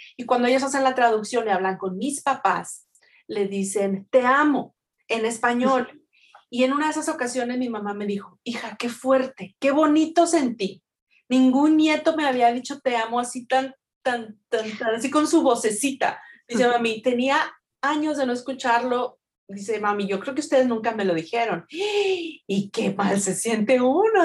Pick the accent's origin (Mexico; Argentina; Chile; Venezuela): Mexico; yo soy mexicana